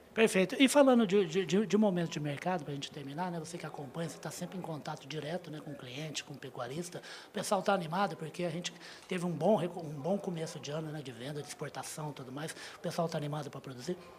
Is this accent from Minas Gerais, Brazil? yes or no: yes; Uberaba, Minas Gerais, Brazil; aqui na minha Uberaba, cidade onde eu nasci